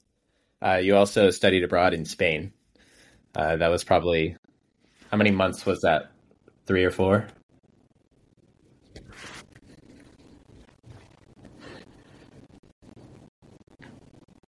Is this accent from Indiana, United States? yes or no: no; Vermont, United States; moved away; coming from growing up in Vermont